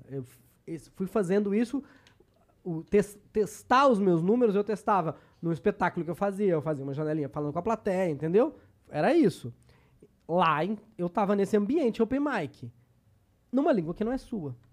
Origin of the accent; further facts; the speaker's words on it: Brazil; o fato de ser brasileiro